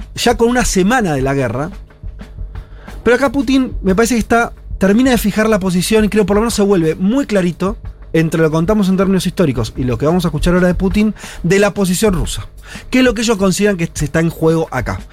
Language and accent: Spanish; Argentina; nosotros como argentinos